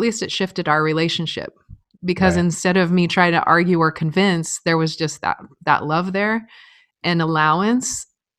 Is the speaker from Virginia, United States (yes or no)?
no; Reno, Nevada, United States; Reno, Nevada. And no siblings.